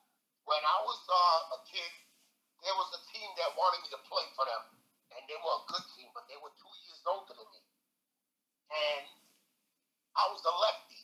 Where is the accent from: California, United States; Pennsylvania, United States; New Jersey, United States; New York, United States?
New York, United States; New York City; I was born in Long Island City, Queens, Queens Bridge Project.